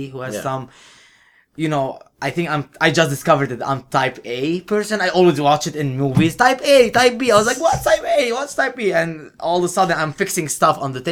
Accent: Lebanon; moved away as an adult; I am from Lebanon

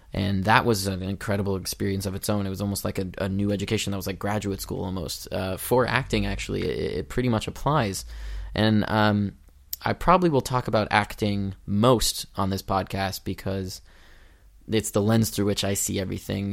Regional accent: Los Angeles, California, United States; I was born and raised in Los Angeles, right here

